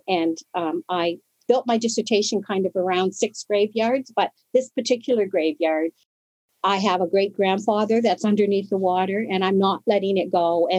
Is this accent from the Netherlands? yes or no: no; Toronto, Ontario, Canada; also born or lived in Woodstock; I was born in Woodstock, but I grew up in Toronto, you know, because my family and network was extremely multifaceted.